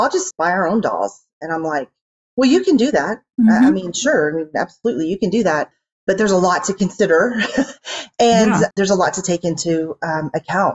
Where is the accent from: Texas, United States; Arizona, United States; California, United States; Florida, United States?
Texas, United States; Houston; moved away as an adult; now in Dallas, United States; I am from Houston originally